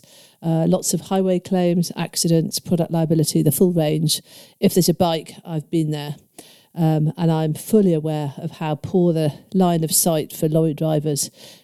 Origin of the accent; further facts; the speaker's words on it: London, United Kingdom; being a Londoner